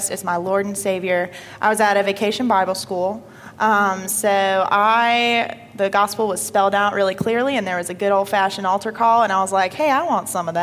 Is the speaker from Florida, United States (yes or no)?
no; Paulding County, Georgia, United States; also born or lived in Marietta, Georgia; Moved to good old Paulding County when I was about five to start grade school